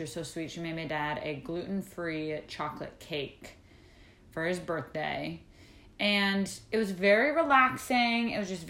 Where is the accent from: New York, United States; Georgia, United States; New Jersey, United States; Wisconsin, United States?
Wisconsin, United States; my family, like growing up in Wisconsin